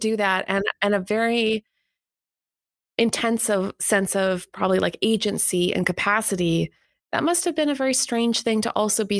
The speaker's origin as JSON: {"language": "English", "country": "Canada", "said": "as a Canadian"}